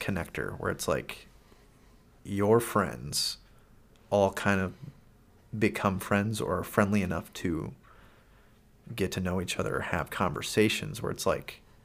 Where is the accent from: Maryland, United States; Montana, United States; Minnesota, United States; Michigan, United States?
Minnesota, United States; growing up in Minnesota